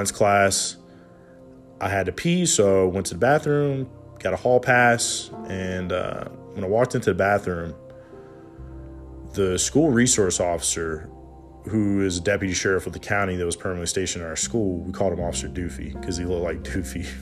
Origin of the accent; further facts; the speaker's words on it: Hampton Roads area, Southern Virginia, United States; I'm from Southern Virginia, Hampton Roads area, 757